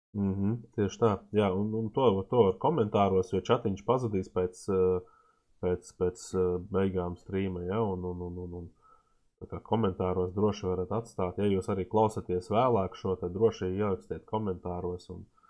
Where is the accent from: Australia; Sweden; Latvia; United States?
Latvia; esam no Latvijas